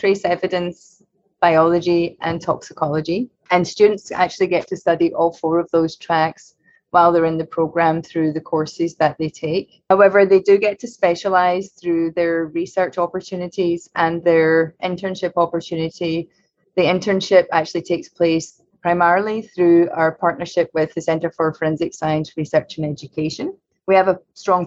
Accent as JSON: {"language": "English", "region": "Scotland", "country": "United Kingdom", "also_born_or_lived": "Glasgow / Tokyo, Japan / Cambridge", "moved": "as an adult", "lives_now": "United States", "said": "I'm originally from Scotland"}